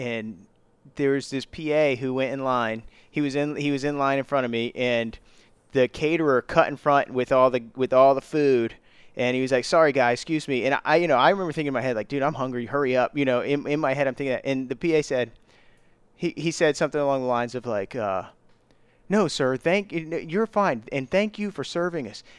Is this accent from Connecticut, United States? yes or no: no; Virginia Beach, Virginia, United States; we're from Virginia Beach